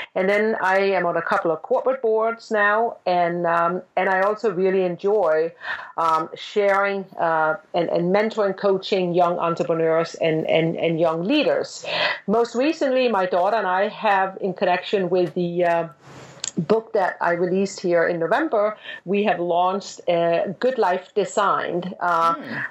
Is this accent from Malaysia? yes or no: no; Denmark; moved away as an adult; I'm from Denmark and I grew up in Denmark